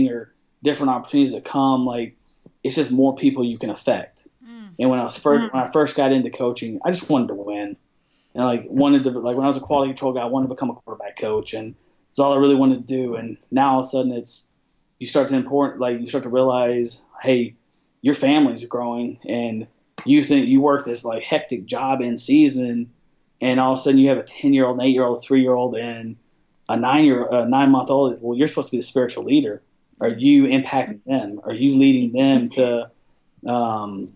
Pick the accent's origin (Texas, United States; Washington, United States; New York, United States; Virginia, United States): Texas, United States; Abilene; moved away; also born or lived in Dallas, Texas; I grew up in Dallas, Texas. I moved to Abilene, Texas. But from the third grade to high school, I was in Abilene, Texas my whole life.